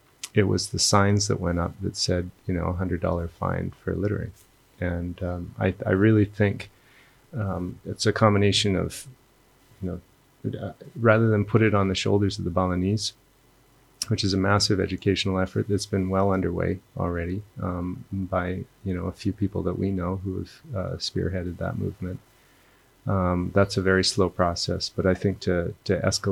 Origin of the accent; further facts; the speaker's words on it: Alberta, Canada; now in Bali, Indonesia; We're both from Canada, and we were remembering, actually, we grew up in the same province